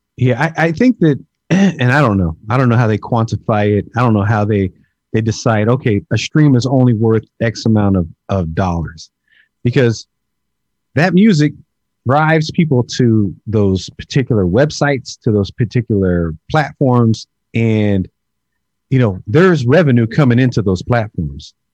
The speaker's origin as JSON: {"language": "English", "area": "the Bay Area", "region": "California", "country": "United States", "said": "I'm from the Bay"}